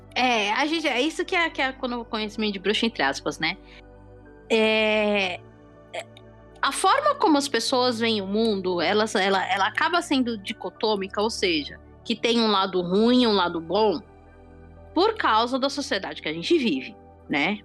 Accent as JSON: {"language": "Portuguese", "country": "Brazil", "tie": "born or raised there", "said": "nós, como pessoas que, que crescemos no Brasil"}